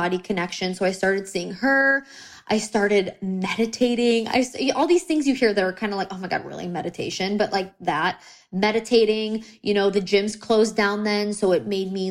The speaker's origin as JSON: {"language": "English", "country": "United States", "said": "I'm American"}